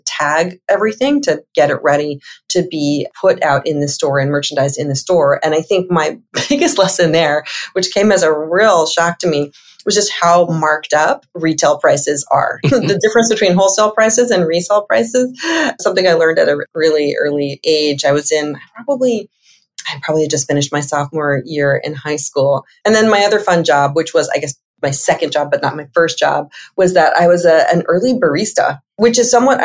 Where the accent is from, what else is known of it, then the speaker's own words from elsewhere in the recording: Los Angeles, California, United States; I grew up in Los Angeles. So I am a California girl at heart